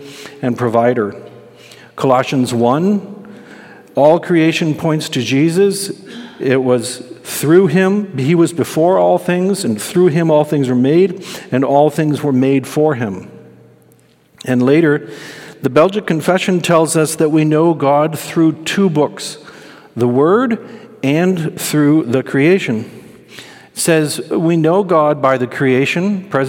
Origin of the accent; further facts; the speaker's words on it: Holland, Michigan, United States; I grew up in Holland, Michigan, and I grew up in the suburbs